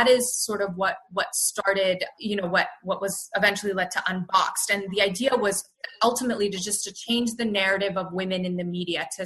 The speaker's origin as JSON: {"language": "English", "country": "Canada", "tie": "born or raised there", "moved": "as an adult", "lives_now": "Bay Area, United States", "said": "I was born and raised in Canada, so I'm very proudly Canadian."}